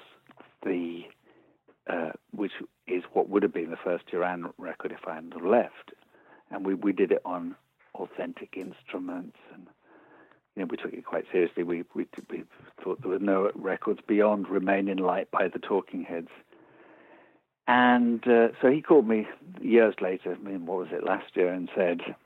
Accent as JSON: {"language": "English", "town": "Birmingham", "region": "West Midlands", "country": "United Kingdom", "tie": "born or raised there", "said": "I was born in Birmingham. I went to a multicultural comprehensive school."}